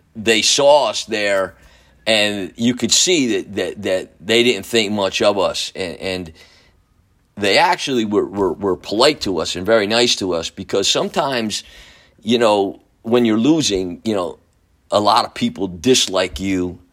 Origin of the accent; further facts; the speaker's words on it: Newburgh, United States; my hometown of Newburgh